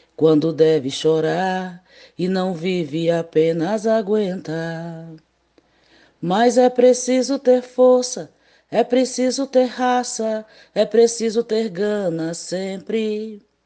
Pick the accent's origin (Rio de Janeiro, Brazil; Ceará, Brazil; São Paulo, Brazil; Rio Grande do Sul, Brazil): Ceará, Brazil; Limoeiro do Norte; de Limoeiro do Norte, minha terra natal